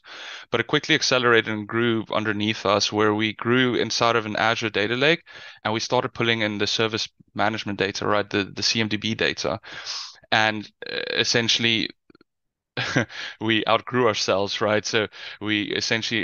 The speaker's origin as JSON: {"language": "English", "country": "South Africa", "moved": "yes", "lives_now": "Netherlands", "said": "You might hear from the accent. I'm from South Africa. I currently live in the Netherlands."}